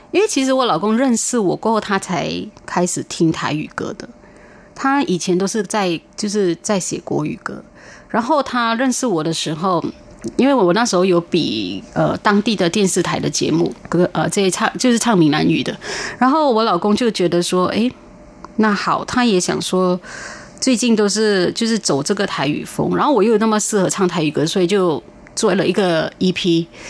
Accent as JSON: {"language": "Chinese", "country": "Malaysia", "moved": "yes", "lives_now": "Taiwan", "said": "因为我是马来西亚人"}